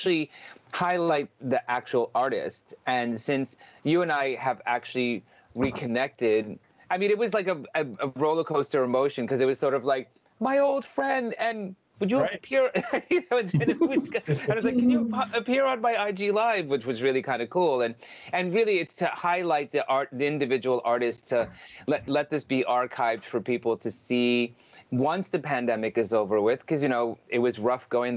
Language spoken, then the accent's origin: English; Long Island, New York, United States; also born or lived in Vancouver, Canada; I'm from Long Island, New York.